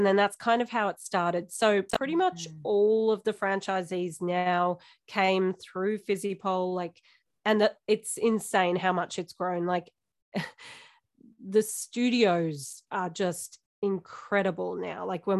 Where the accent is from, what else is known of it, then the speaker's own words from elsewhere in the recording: Warrnambool, Victoria, Australia; moved away as an adult; also born or lived in Melbourne; now in Ballarat, Australia; So that's my hometown. That's where I was born.